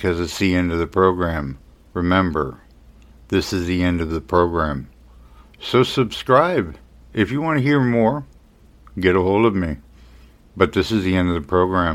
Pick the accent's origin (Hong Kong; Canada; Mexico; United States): United States; as an American